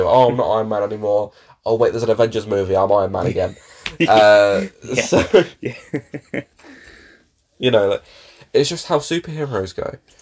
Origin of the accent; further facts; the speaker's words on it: United Kingdom; as British people, very, very British